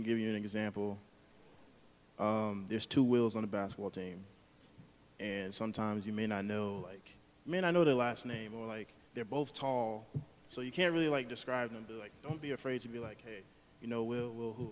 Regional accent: New York City, New York, United States; now in Woodstock, United States; I'm from Brooklyn, New York, but currently live in Woodstock, Georgia

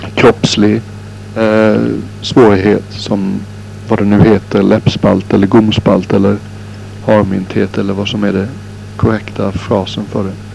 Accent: Sweden; moved away; när jag är hemma i Sverige

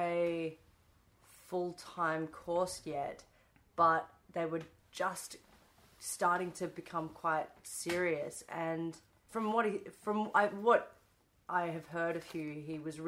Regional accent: Perth, Western Australia, Australia; moved away as an adult; also born or lived in Melbourne / Newcastle / Sydney; I left Perth as a young person to just get out of my hometown.

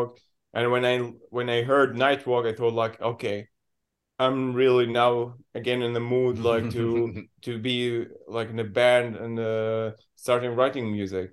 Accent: Syria; English is a second language; moved away as an adult; now in Berlin, Germany; I'm from Syria. I came here like 2018.

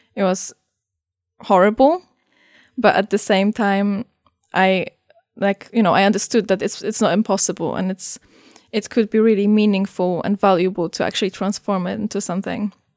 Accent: Poland; I come from Poland

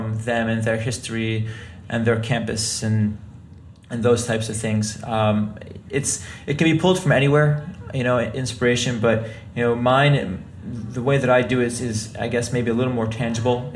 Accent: New York, United States; I'm from New York

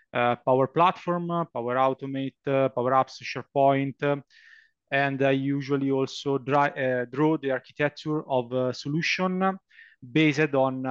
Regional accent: Lombardy, Italy; English is a second language; I come from Italy. I live in a small town near Milan in the north of Italy.

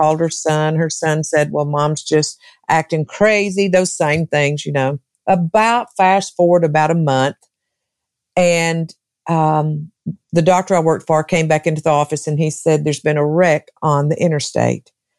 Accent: Arkansas, United States; moved away as an adult; also born or lived in Texas; now in Tennessee, United States; I was born and raised in Arkansas.

